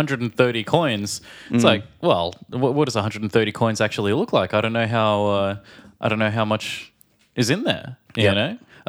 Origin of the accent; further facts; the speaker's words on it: Australia; from Australia.